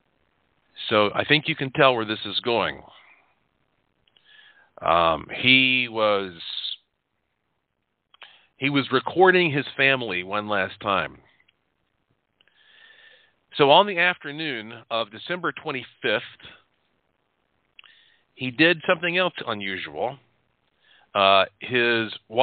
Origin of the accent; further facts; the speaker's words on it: North Carolina, United States; I am from North Carolina